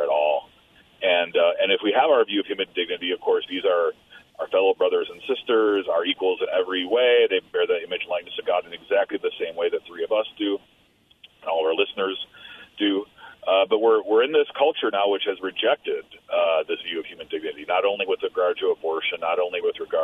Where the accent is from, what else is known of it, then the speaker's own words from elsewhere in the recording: Midwest, United States; now in New York, United States; as a Midwesterner